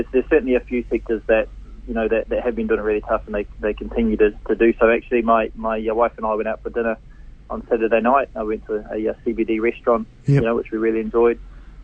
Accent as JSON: {"language": "English", "town": "Hamilton", "region": "Waikato", "country": "New Zealand", "tie": "born or raised there", "said": "growing up in Hamilton, doing a paper run in the morning, used to deliver the Waikato Times"}